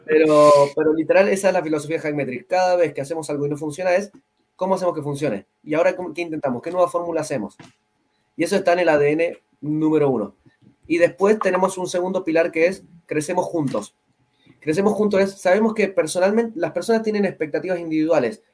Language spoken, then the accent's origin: Spanish; Mendoza, Argentina; Yo vengo de Mendoza, Argentina